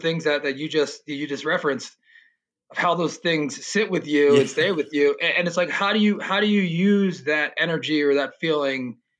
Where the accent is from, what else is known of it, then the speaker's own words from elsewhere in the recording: Philadelphia, Pennsylvania, United States; moved away as an adult; also born or lived in Delaware / San Diego; Yeah, well, I'm originally from Philadelphia. I grew up there, went to grade school, high school. Then I went to college, University of Delaware.